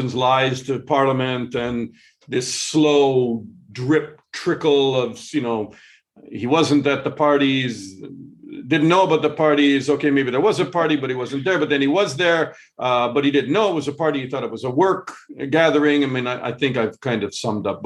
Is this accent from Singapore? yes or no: no; Canada; also born or lived in Britain; now in United Kingdom; I'm Canadian